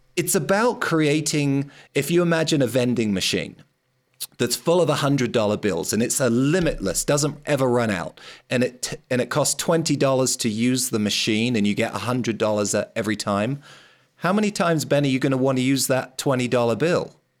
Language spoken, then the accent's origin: English; London, United Kingdom; I grew up in London